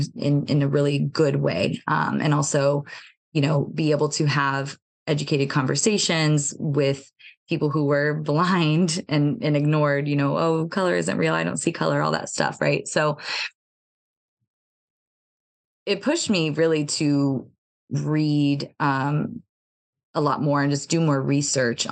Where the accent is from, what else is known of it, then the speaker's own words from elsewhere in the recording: United States; growing up in America